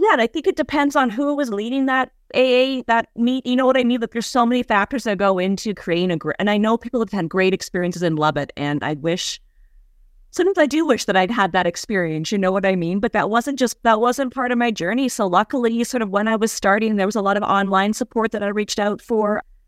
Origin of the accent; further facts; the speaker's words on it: Western Canada, Canada; moved away as an adult; also born or lived in New York City; I moved from Western Canada, where I grew up, near the Rocky